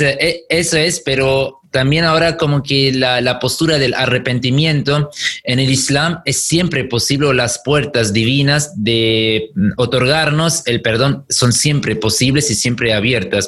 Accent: Germany; now in Argentina; yo soy de Alemania

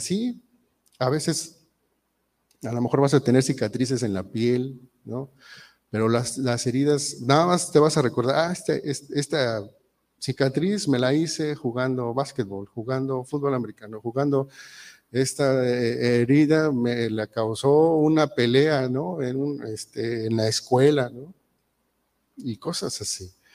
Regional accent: Mexico; muchos mexicanos somos muy mal hablados

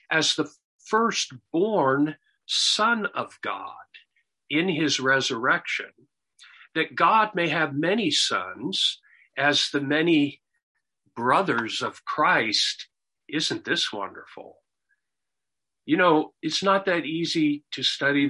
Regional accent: United States; growing up in America, even though I was not a believer

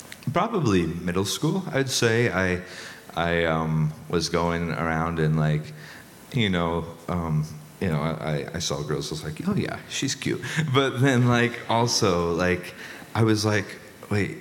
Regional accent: New Virginia, Iowa, United States; I'm from South Central Iowa, New Virginia, Iowa

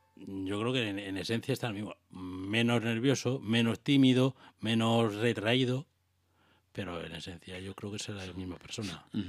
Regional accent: Águilas, Region of Murcia, Spain; now in Valencia, Spain; por mi pueblo, por Águilas

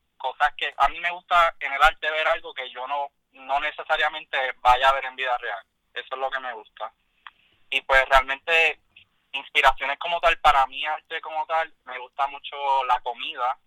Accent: Yauco, Puerto Rico; soy de Yauco.

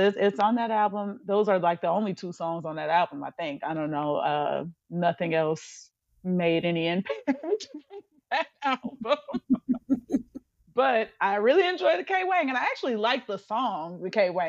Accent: Gary, Indiana, United States; moved away as an adult; now in Dallas-Fort Worth, United States; we now live in Texas, in DFW, but obviously, of course, we're from Gary, Indiana

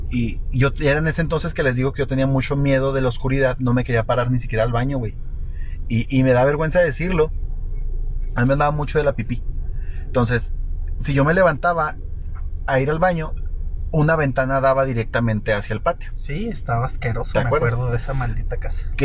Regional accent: Guadalajara, Jalisco, Mexico; moved away; Yo soy de Guadalajara, rey.

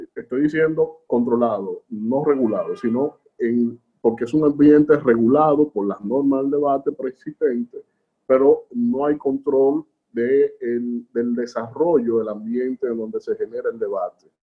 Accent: Dominican Republic; de un país como República Dominicana, nuestro país

